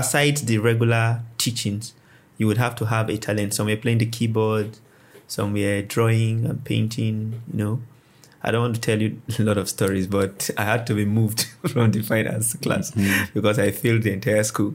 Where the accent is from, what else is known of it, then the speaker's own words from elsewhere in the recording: Kano State, Nigeria; I was born in Kano State